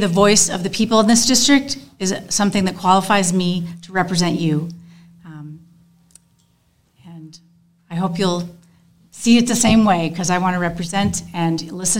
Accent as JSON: {"language": "English", "town": "St. Paul", "region": "Minnesota", "country": "United States", "tie": "born or raised there", "moved": "as an adult", "lives_now": "Kalona, United States", "said": "the hospital where I was born in St. Paul"}